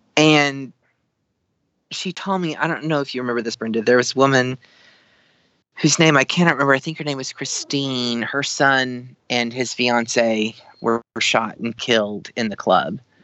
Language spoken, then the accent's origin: English; the South, United States; growing up in the South